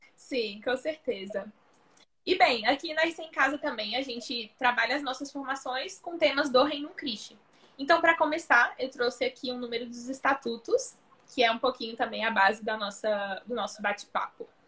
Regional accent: Brasília, Federal District, Brazil; now in Recife, Brazil; eu sou de Brasília, mas atualmente moro em Recife

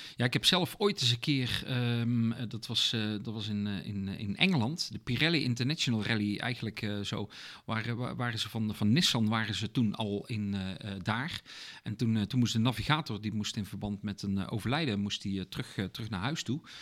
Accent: Netherlands

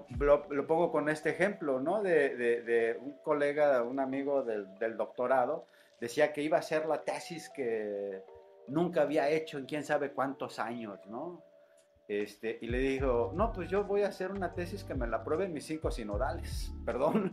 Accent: Morelia, Michoacán, Mexico; moved away as an adult; also born or lived in Ciudad Nezahualcóyotl, State of Mexico; now in Tuxtla Gutiérrez, Mexico; mi infancia la vivo en Ciudad Nezahualcóyotl hasta la primaria y posteriormente eh, la familia regresa a Michoacán y radico toda la secundaria, la preparatoria y la universidad en Morelia, Michoacán

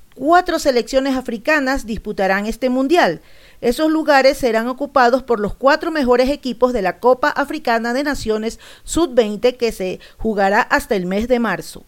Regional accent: Ecuador; Yo soy ecuatoriano

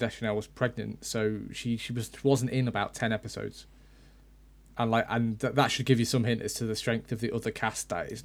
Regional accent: United Kingdom; we're British

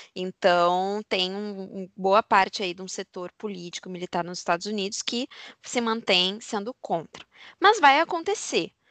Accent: Brazil; a gente é brasileiro

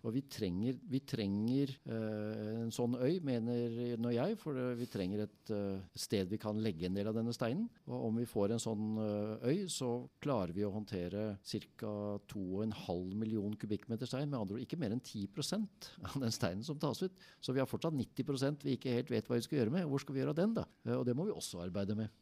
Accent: Sandvika, Akershus, Norway; jeg er oppvokst i Sandvika

